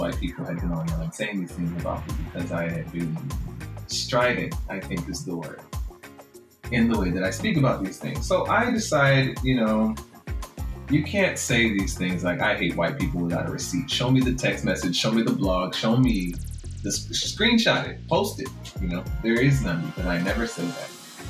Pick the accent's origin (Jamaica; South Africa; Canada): Jamaica; accent: Jamaican; So a friend of mine has been encouraging me to just use my Jamaican accent.